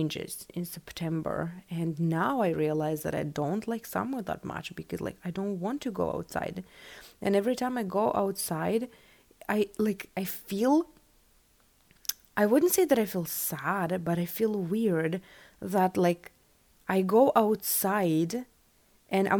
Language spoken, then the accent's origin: English; West Siberia, Russia; English is a second language; moved away; I am from Siberia, West Siberia